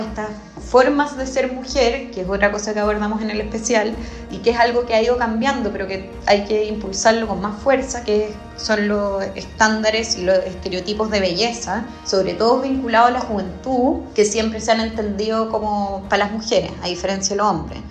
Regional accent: Chile; siendo chilena

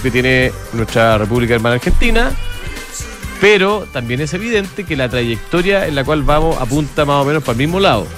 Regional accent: Chile; somos todos los chilenos

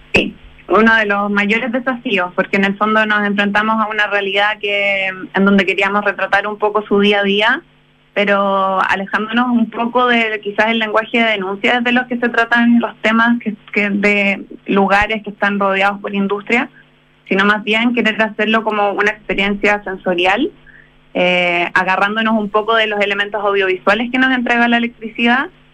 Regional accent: Concepción, Biobío, Chile; yo soy de Concepción

